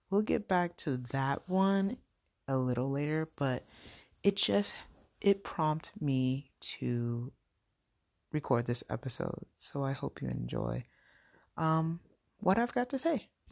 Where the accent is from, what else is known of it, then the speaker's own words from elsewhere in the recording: United States; also born or lived in New York City; I'm American and my husband's American, we're both American